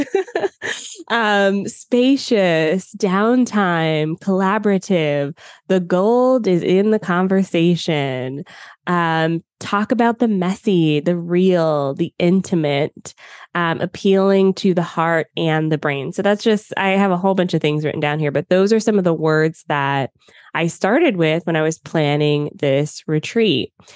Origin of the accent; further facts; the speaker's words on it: United States; moved away as an adult; now in Canada; I was born and spent most of my life in the U S